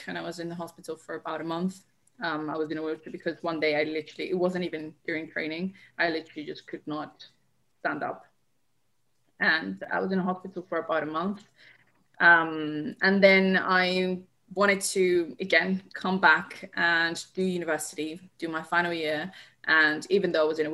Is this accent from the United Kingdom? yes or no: no; Colombia; moved away; I'm originally from Colombia, so I started playing the streets of Colombia with my older brother